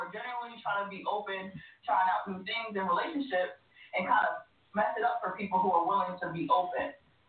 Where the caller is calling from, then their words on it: Laurel, Maryland, United States; …, Laurel, Maryland.